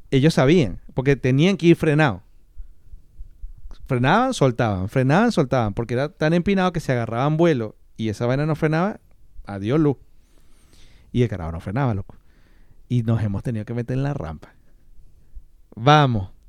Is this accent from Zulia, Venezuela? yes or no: yes; Maracaibo, Zulia, Venezuela; Yo soy de Maracaibo.